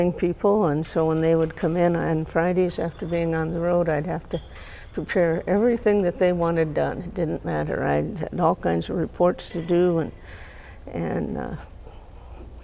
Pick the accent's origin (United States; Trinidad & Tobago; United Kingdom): United States; Emery, South Dakota; I was born in Emory, South Dakota, 1945, oldest of nine